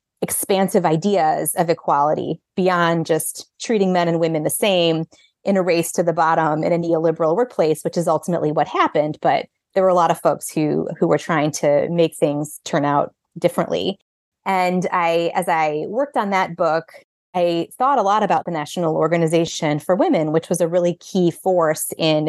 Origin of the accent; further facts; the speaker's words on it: Illinois, United States; I grew up outside of Chicago with a mother who was an attorney for decades there